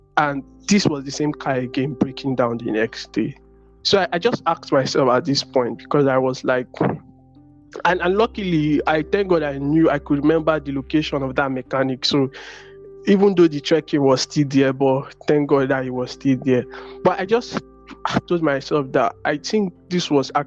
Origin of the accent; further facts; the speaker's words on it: Nigeria; I'm from Nigeria